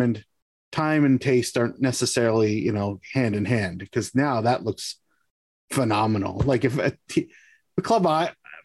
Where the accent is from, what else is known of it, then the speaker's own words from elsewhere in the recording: Hamilton, Ontario, Canada; I'm from Hamilton.